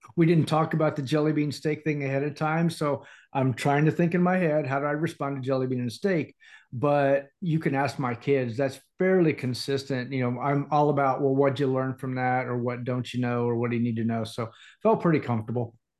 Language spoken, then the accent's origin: English; Indiana, United States; also born or lived in Atlanta area / overseas; now in Atlanta, United States; born and raised in Indiana